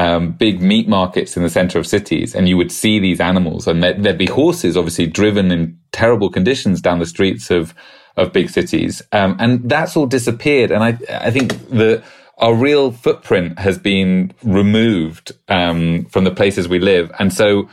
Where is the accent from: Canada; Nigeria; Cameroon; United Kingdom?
United Kingdom; accent: British; my British accent